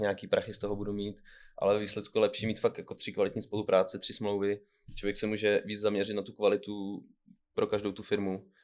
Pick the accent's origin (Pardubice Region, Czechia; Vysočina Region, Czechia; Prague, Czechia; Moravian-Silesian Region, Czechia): Vysočina Region, Czechia; Pelhřimov; now in Kamenice nad Lipou, Czech Republic; narodil jsem se v Pařimově, takže v České republice